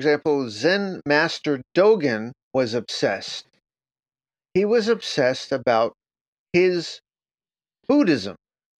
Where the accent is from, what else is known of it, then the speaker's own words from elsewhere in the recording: New York, United States; now in Japan; I'm from New York.